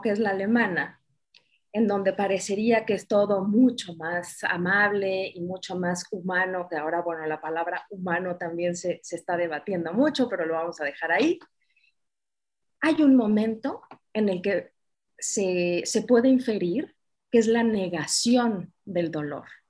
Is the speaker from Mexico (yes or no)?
yes; Mexico; aquí, en mi país, en México